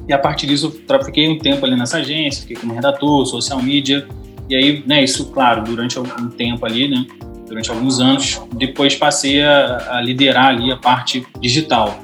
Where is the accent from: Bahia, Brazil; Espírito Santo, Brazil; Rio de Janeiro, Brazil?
Rio de Janeiro, Brazil; Eu sou do Rio de Janeiro